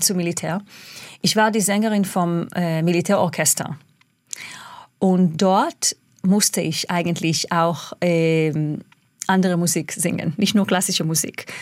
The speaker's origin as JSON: {"language": "German", "country": "Israel", "tie": "born or raised there", "also_born_or_lived": "England", "second_language": "German", "moved": "yes", "said": "ich als Kind in Israel"}